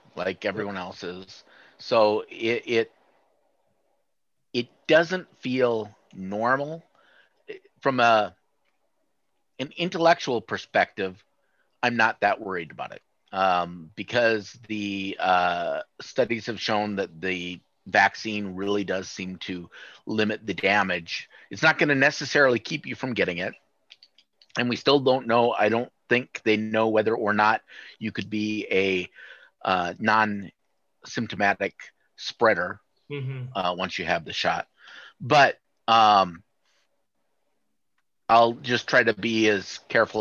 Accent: Sioux City, Iowa, United States; I grew up in Sioux City, which is just 90 miles north of there

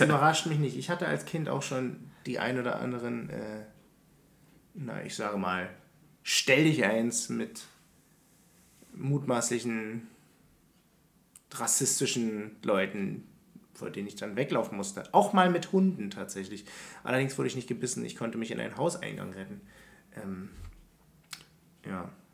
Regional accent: Berlin, Germany; ich komme ja aus Hellersdorf ursprünglich

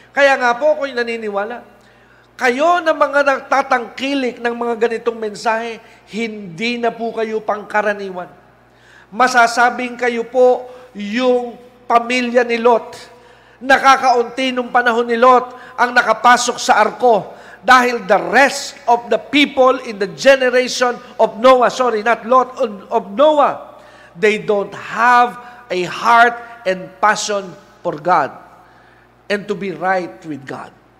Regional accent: Philippines; Pilipino po ako

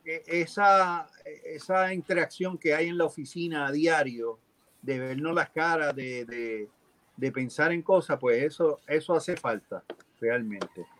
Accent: Puerto Rico; moved away; yo que soy boricua

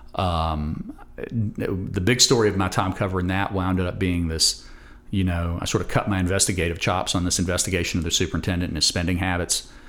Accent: Roanoke, Virginia, United States; I'm a native Roanoke-er

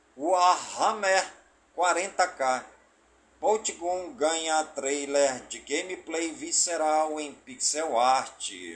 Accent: Careiro da Várzea, Amazonas, Brazil; Careiro da Vaza, minha cidade natal

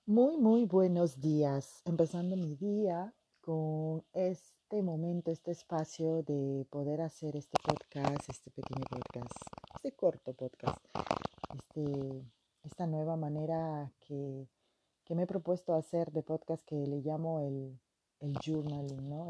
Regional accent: Peruvian Amazon, Peru; moved away as an adult; now in France; yo vengo de la Amazonía del Perú

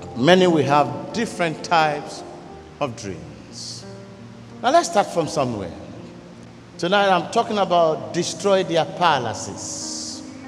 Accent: Ghana; I am from the Yoruba tribe even though I'm a Ghanaian

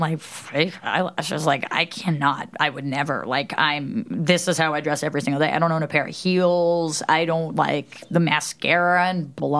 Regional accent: New York, United States; and I'm like a New Yorker with that New Yorker DNA. So I'm just like always so neurotic.

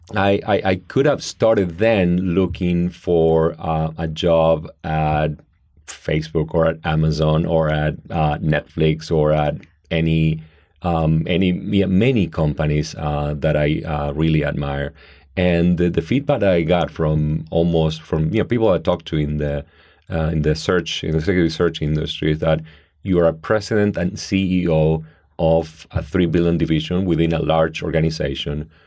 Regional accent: Argentina; now in United States; I grew up in Argentina in a great um, traditional middle class family

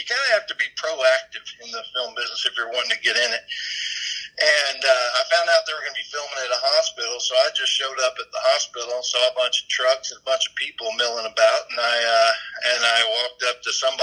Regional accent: Southeast Texas, United States; I'm Southeast Texas, born and raised

